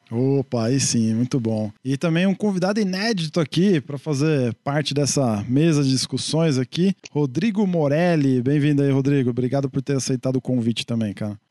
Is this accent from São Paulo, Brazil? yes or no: yes; ABC, São Paulo, Brazil; eu sou aqui do ABC